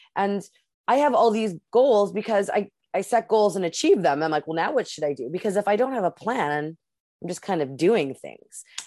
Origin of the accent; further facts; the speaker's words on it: Canada; I'm the Canadian.